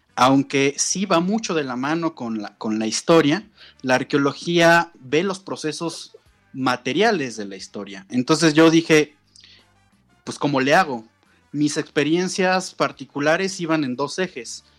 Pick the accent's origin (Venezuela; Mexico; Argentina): Mexico; Mexico City; also born or lived in Morelos; yo soy de la Ciudad de México, me fui a vivir al, estado de Morelos